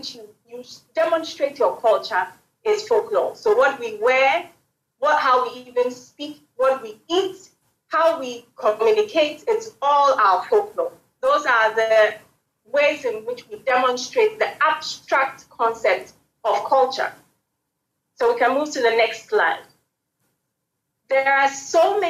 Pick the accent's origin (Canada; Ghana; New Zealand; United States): Ghana; I am a Ghanaian